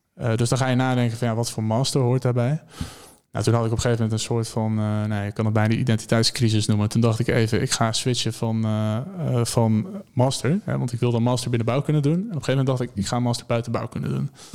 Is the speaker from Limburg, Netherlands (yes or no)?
no; Maarssen, Utrecht, Netherlands; moved away; ik kom oorspronkelijk kom ik uit Maarsen. Dat ligt bij Utrecht